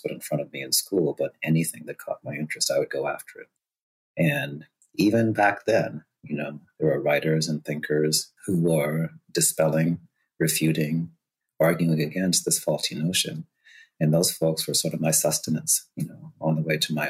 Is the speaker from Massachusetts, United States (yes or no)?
yes; Boston, Massachusetts, United States; also born or lived in Costa Rica; I was born in Costa Rica, got to move up here when I was about 3.5, 4 years old, landed in Dorchester, over 99% Black identified neighborhood in Boston, and spent my formative years there